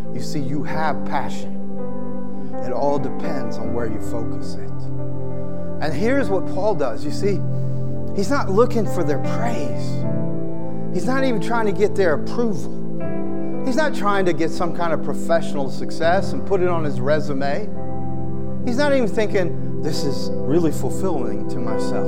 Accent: the South, United States; I grew up in the South, it's in my DNA

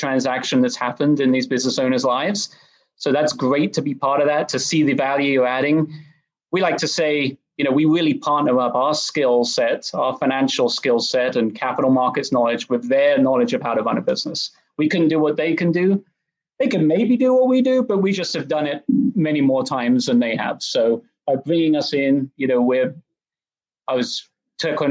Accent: England, United Kingdom; moved away as an adult; also born or lived in Oxford, England; now in Dallas, United States; I grew up in England. I went to undergrad over there at Oxford. And after that, I moved over to Dallas

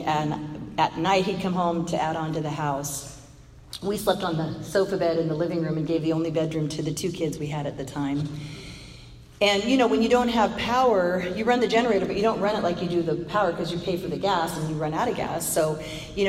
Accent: Bay Area, California, United States; moved away as an adult; now in Texas, United States; I'm a California girl. I was born in Southern Cal. And I was raised in the Bay Area

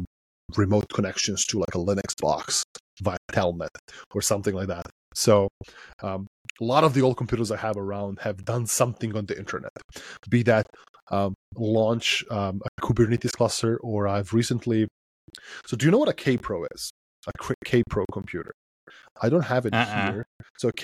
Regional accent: Serbia; So I come from Serbia, right, which is Southeast Europe. And I grew up in a country in a time when we didn't really have a lot.

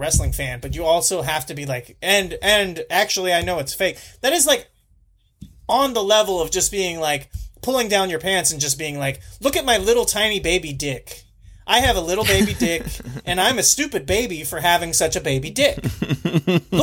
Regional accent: United States; As an American

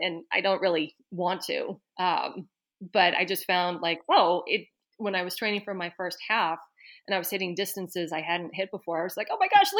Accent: Wellesley, Massachusetts, United States; So I don't know if you could say I grew up in Boston, but I spent all of my teenage years and early 20s in Boston in the town of Wellesley.

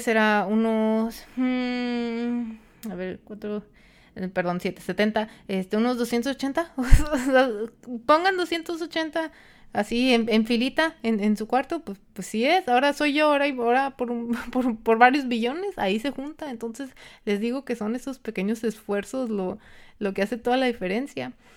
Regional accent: Mexico; nosotros como el mexicano, para, los que son de México

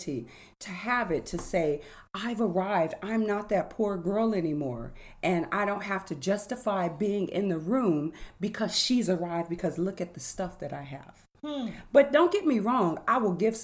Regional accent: California, United States; growing up in California

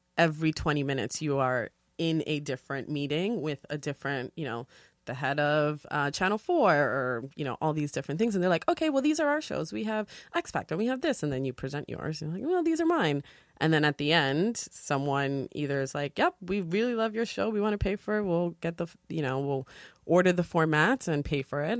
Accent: New York City, New York, United States; also born or lived in Dominican Republic; we moved to New York, um, and grew up in the Bronx. So from the South Bronx

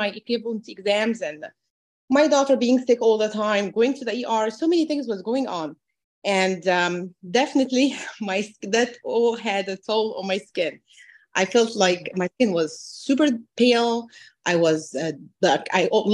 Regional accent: Egypt; moved away as an adult; also born or lived in New Jersey, United States; now in United States; I'm originally from Egypt. I moved with my husband and two daughters

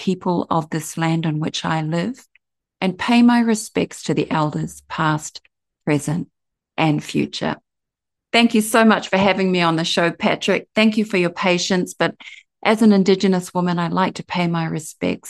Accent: New Zealand; now in Gold Coast, Australia; I'm from Aotearoa, New Zealand, and I live here in Australia

